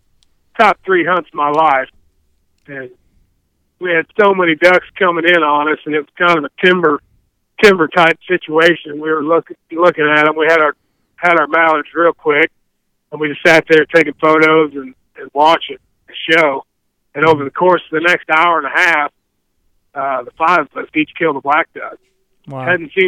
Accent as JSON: {"language": "English", "region": "Midwest", "country": "United States", "tie": "born or raised there", "said": "And growing up in the Midwest, see a little rough water on the Mississippi River and, you know, rainy lakes and some of the lakes we fish and whatnot."}